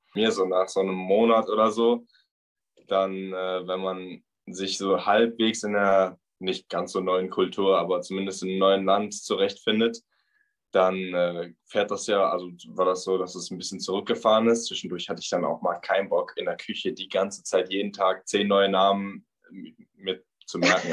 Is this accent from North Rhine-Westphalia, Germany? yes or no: yes; Bochum, North Rhine-Westphalia, Germany; moved away as an adult; now in Australia; komme aus dem wunderschönen Bochum im Ruhrpott